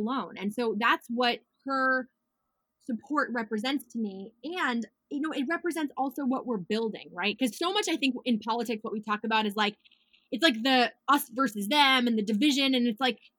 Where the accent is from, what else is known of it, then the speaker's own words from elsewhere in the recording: New York, United States; I'm so proud to be a New Yorker